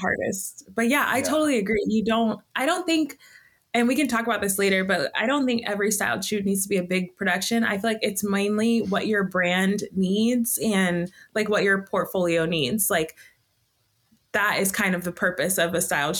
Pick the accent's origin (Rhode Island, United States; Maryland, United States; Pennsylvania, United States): Maryland, United States; Baltimore; moved away as an adult; also born or lived in New Jersey / New York; now in Central Coast, California, United States; I'm from Baltimore. Like I grew up in a city